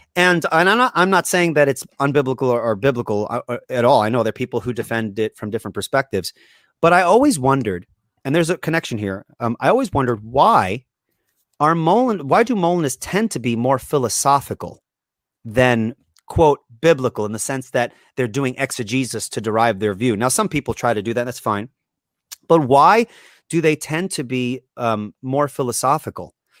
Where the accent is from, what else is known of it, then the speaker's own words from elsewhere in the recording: Long Island, New York, United States; I grew up on Long Island, New York, and this is where I currently live